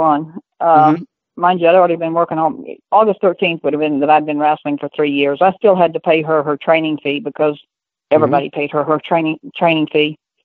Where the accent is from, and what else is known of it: Texas, United States